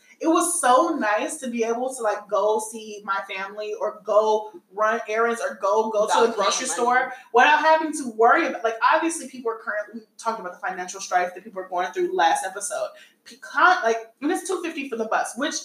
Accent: United States; also born or lived in Chicago; I'm an American

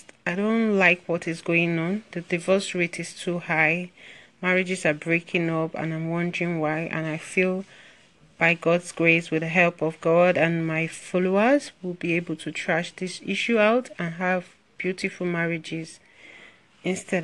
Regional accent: Nigeria; I'm from Nigeria

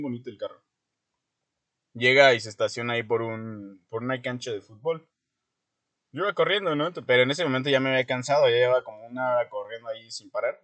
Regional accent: Guerrero, Mexico; born or raised there; moved away; also born or lived in Toluca

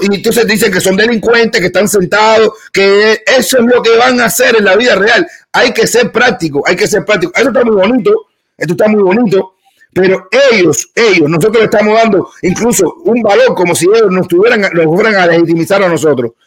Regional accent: Cuba; moved away; siendo cubanos

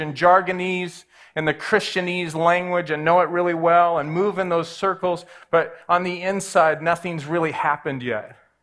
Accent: Southern California, United States; I grew up in Southern California

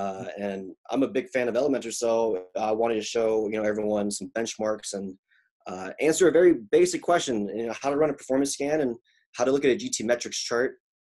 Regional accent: Mississippi, United States; So I was in a military family and I grew up in the South. And as a Korean kid in the 90s in Mississippi, that was kind of a weird moment.

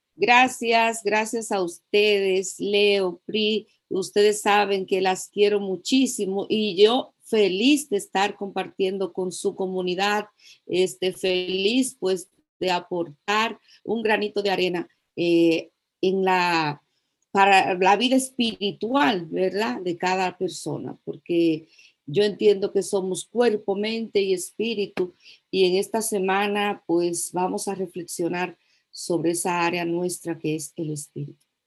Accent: La Vega, Dominican Republic; soy de La Vega

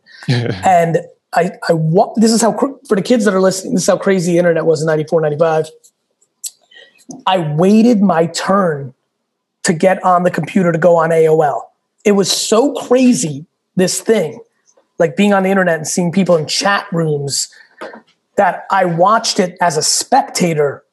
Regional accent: New York, United States; also born or lived in Russia / Soviet Union; I came to this country with nothing. I was born in Russia, lived in a studio in Queens with like 8 family members

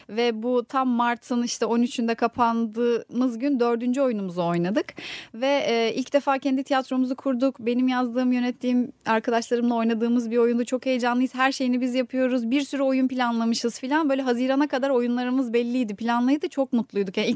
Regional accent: İzmir, Turkey; also born or lived in Kırıkkale; E, Kırıkkale'de doğdum ben. İki yaşına kadar da orada yaşadık ailemle birlikte. Sonra ailem İzmir'e taşınmaya karar vermiş. Yani ben küçüktüm tabii. ee, iki yaşından beri, o iki yaş ile 18 yaş arası İzmir'de geçti.

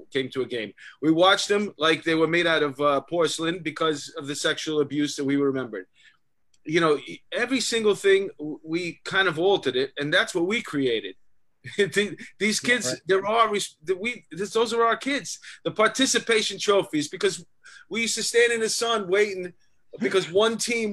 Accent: New York, United States; when we were kids growing up in New York

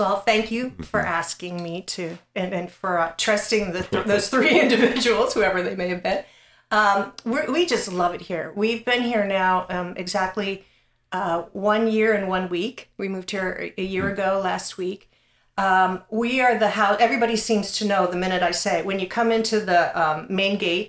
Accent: Pennsylvania, United States; But we came from South Central Pennsylvania, the Harrisburg, Mechanicsburg, you know, Hershey area.

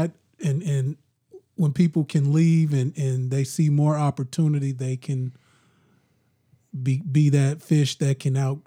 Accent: Champaign, Illinois, United States; my hometown in a better place. I'm still here.

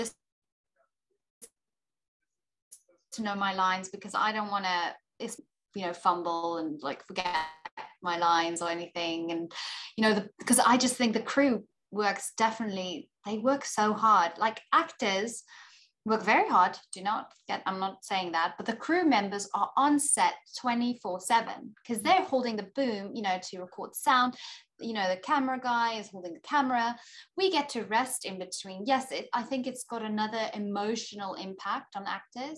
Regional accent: South Africa; moved away as an adult; now in Texas, United States; as a South African

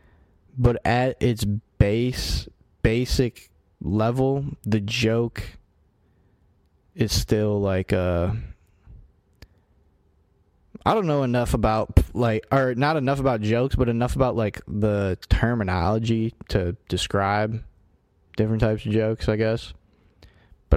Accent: United States; I'm an American

